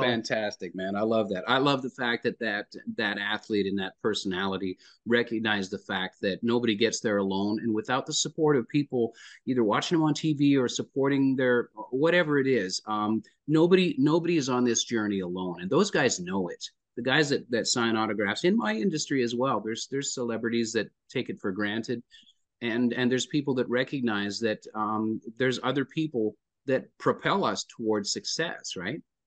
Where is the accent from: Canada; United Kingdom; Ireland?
Canada; Lloydminster, Alberta; now in Nashville, United States; a Canadian boy, born in, born in Lloydminster, Alberta